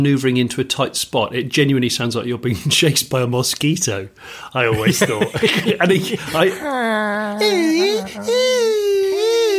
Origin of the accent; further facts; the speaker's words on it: West Country, South West England, United Kingdom; moved away; when I grew up in the West Country